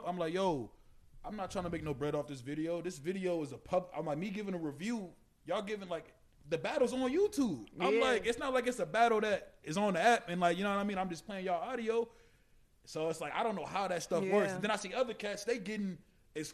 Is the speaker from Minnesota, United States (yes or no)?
yes; Minnesota, United States; We all from Minnesota